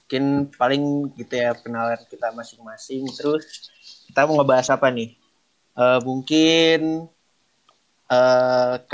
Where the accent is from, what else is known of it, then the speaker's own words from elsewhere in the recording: Jakarta, Indonesia; born there; gue lahir di Jakarta 19 Maret 2001 terus gue anak ke satu dari dua bersaudara